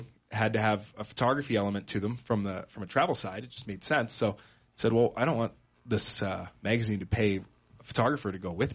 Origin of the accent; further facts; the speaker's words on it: Toronto, Ontario, Canada; moved away as an adult; also born or lived in Seoul, South Korea; now in Sheridan County, United States; I was born in Canada, in Toronto, and grew up there. Spent my childhood and such just north of the big city in Canada